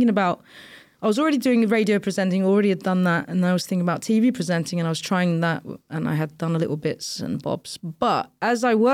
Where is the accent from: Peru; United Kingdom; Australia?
United Kingdom; London; moved away as an adult; now in Istanbul, Turkey; I grew up in London. My parents are Turkish.